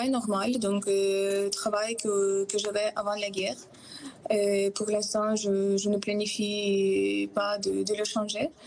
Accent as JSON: {"language": "French", "region": "Kyiv", "country": "Ukraine", "second_language": "French", "moved": "as an adult", "lives_now": "France", "said": "je suis partie de Kiev, donc j'ai trouvé les groupes sur Facebook qui s'appelle « les réfugiés ukrainiens en France ou quelque chose comme ça."}